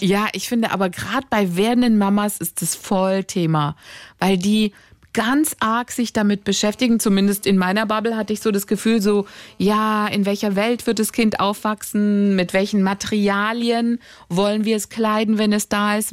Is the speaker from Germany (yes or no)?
no; Greece; ich bin Griechin